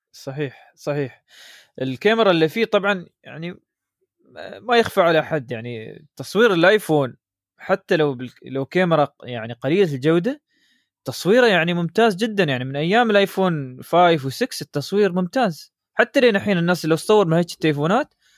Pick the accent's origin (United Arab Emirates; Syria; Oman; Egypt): United Arab Emirates; عندنا في الامارات